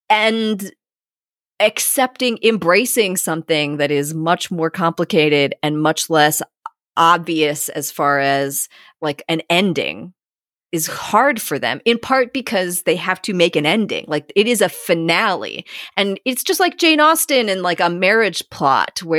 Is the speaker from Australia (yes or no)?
yes; Australia; now in Folkestone, United Kingdom; I'm an Aussie. I enjoyed a successful career as a dentist in Australia.